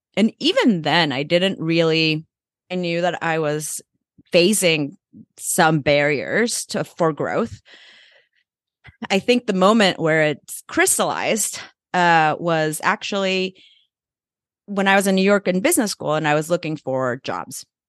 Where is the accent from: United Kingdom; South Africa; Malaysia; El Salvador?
El Salvador; moved away; also born or lived in Mexico; I grew up in El Salvador